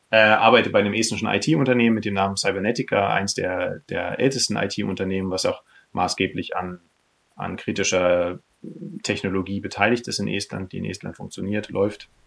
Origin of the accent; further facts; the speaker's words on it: Berlin, Germany; born there; also born or lived in Kiel; ich äh, bin gebürtiger Berliner, äh, habe in, in Kiel studiert